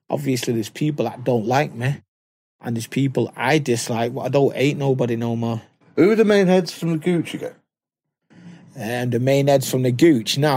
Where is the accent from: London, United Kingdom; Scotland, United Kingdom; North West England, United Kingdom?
North West England, United Kingdom; Manchester; I'm from Moss